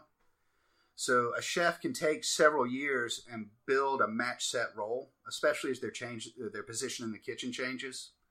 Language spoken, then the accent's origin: English; Atlanta, Georgia, United States; moved away as an adult; also born or lived in Pennsylvania; now in Greenville, United States; I'm from Atlanta